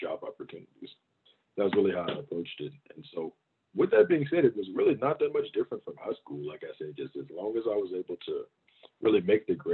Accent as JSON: {"language": "English", "town": "Augusta", "region": "Georgia", "country": "United States", "tie": "born or raised there", "also_born_or_lived": "Baton Rouge, Louisiana", "said": "I grew up in Augusta, Georgia. It's about 2 hours east of Atlanta"}